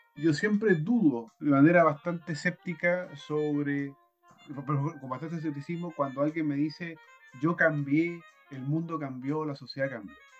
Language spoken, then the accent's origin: Spanish; Chile; como chilenos